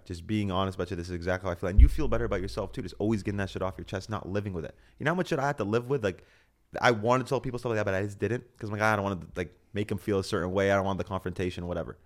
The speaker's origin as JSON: {"language": "English", "country": "Canada", "said": "I'm Canadian"}